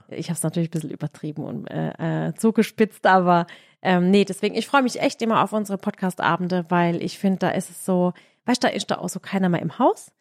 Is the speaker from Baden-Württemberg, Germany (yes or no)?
yes; Baden-Württemberg, Germany; also born or lived in Graben-Neudorf